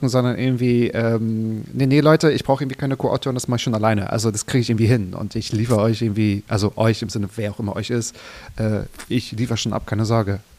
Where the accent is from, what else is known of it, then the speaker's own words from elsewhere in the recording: Berlin, Germany; ich komme aus Berlin, die Berliner FreundeInnen